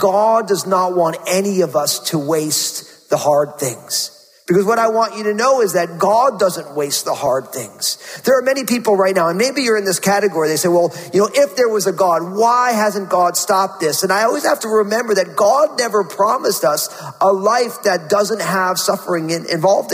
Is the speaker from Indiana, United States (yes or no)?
no; New Jersey, United States; I went to Rutgers University in my home state of New Jersey